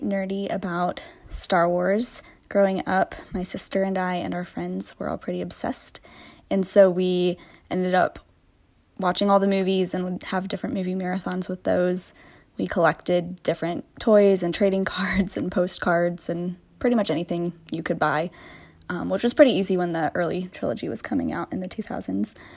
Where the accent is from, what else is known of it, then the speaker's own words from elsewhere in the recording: Iowa, United States; I'm from Iowa